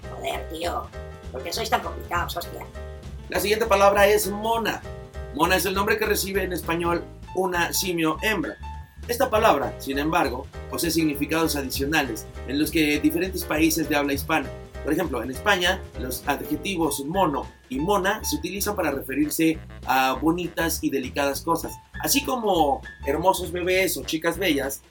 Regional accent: Mexico; en México

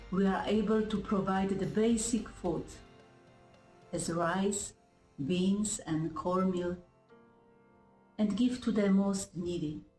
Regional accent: Poland; English is a second language; moved away as an adult; now in Jamaica; I am originally from Poland, and for the last nine years, I share my life and my faith with the people of St. Thomas Civil Parish, the eastern part of Jamaica.

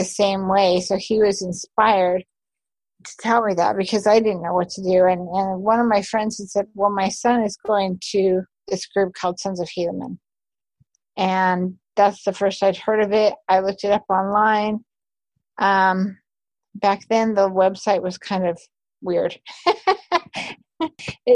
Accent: Utah, United States; moved away as an adult; also born or lived in New York / Canada; now in Oregon, United States; So I grew up in Utah, and I was Utah born and bred

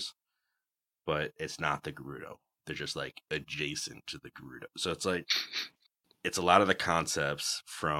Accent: Western New York, United States; I'm from Western New York, and therefore I am also too pale for the desert.

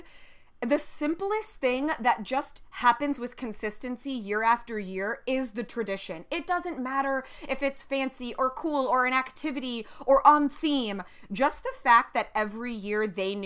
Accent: California, United States; the specific town I grew up in or in California or the West

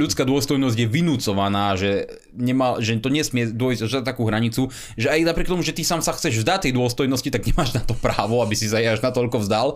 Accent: Slovakia; ako Slovák

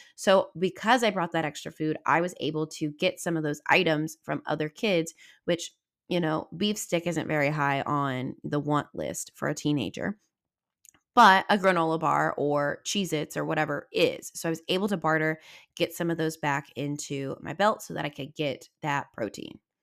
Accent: Southwest Missouri, United States; I'm from Southwest Missouri

